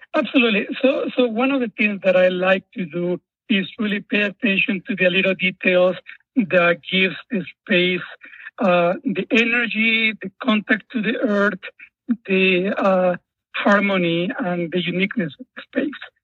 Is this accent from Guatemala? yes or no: yes; Guatemala; moved away; as a child, I grew up in Guatemala during the Civil War